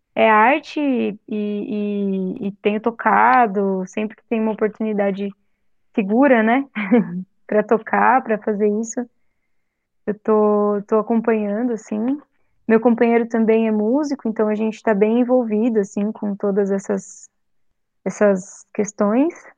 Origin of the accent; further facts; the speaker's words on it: Santo André, São Paulo, Brazil; moved away as an adult; also born or lived in Tatuí / Assis / Angra dos Reis; voltei a morar em São Paulo, né, em Santo André, que é minha cidade natal